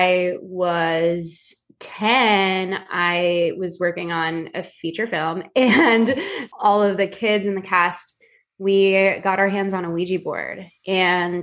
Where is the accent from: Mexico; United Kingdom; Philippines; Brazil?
Philippines; being Filipino, and I can say this because I am Filipino